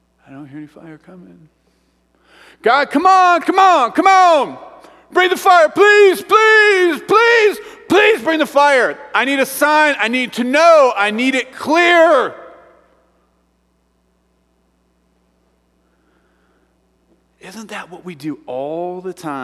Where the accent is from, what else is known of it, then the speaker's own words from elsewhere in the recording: Midwest, United States; now in Evergreen, United States; I'm from the Midwest and the farm fields